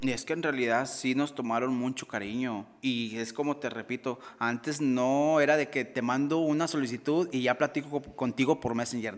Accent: Sabinas, Coahuila, Mexico

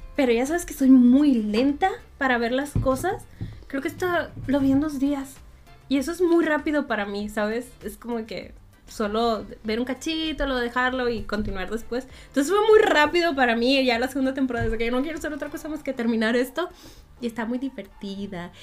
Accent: Monterrey, Nuevo León, Mexico; el público de Monterrey es muy difícil, que no nos reímos de cualquier cosa

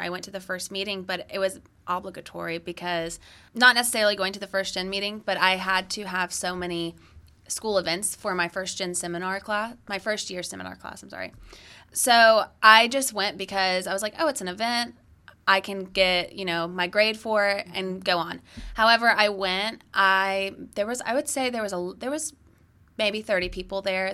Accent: Acworth, Georgia, United States; I was born and raised in Georgia. I grew up in Ackworth

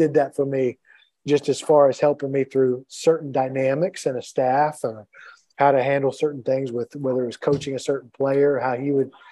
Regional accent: East Texas, United States; moved away as an adult; also born or lived in Jackson, Mississippi; growing up in East Texas

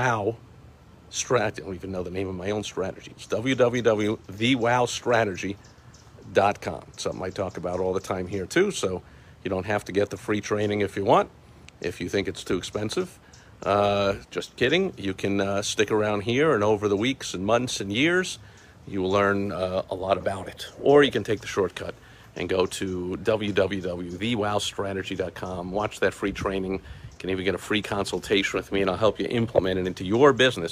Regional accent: New York, United States; I'm from New York

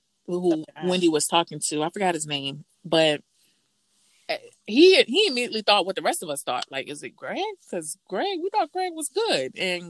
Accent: Miami, Florida, United States; growing up in the South, well, Miami

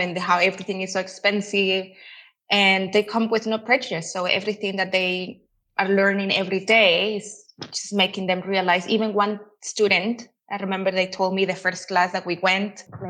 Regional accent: El Salvador; moved away as an adult; now in Guatemala; I'm Salvadorian. Yeah, I was born and raised in El Salvador.

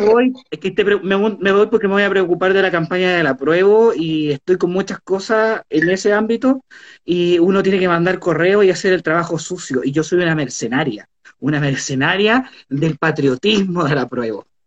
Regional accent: Valparaíso, Chile; fui criada en Valparaíso

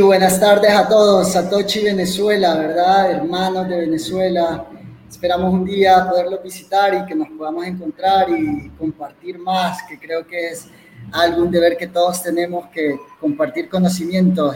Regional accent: El Salvador; soy un salvadoreño

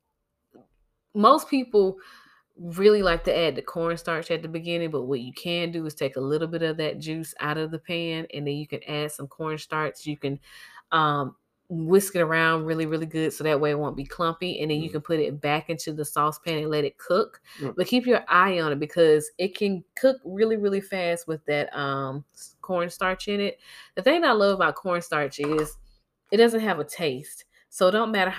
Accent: Georgia, United States; moved away; I'm from Georgia

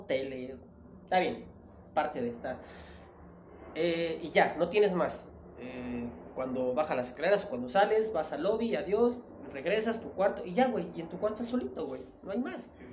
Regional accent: Tapachula, Chiapas, Mexico; now in Mexico City, Mexico; yo soy de Tapachula, Chiapas, eh, que está, a, estoy a 15 minutos de la frontera de Guatemala

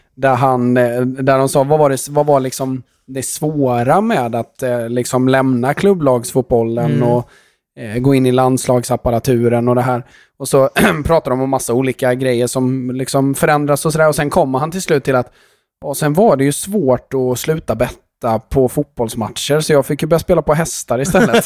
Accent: Sweden; vi som är svenskar

